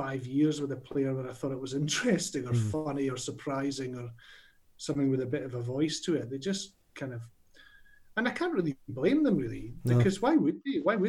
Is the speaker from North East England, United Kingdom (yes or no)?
no; Dundee, Scotland, United Kingdom; growing up in Dundee